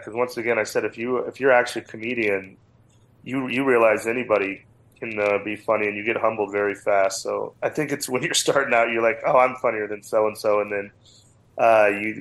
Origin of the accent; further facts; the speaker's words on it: Cheyenne, Wyoming, United States; moved away as an adult; also born or lived in Las Vegas / Los Angeles / Phoenix; now in Denver, United States; Growing up in Cheyenne, Wyoming